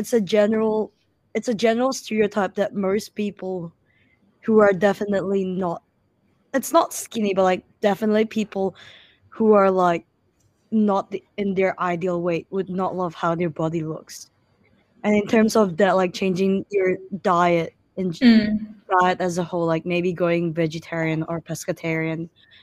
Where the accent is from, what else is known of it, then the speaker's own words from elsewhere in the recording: Indonesia; I'm 19 years old, and I'm from Indonesia.